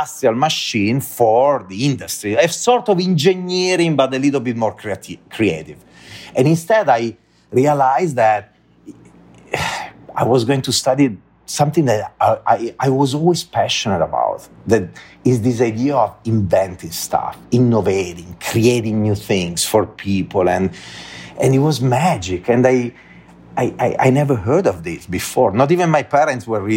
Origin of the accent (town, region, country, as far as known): Italy; English is a second language; moved away as an adult; also born or lived in Dublin, Ireland